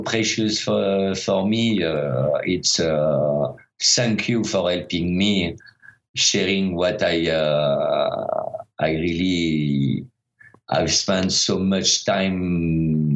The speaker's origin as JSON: {"language": "English", "country": "France", "first_language": "French", "second_language": "English", "moved": "as an adult", "said": "I'm French. But since I'm half Italian"}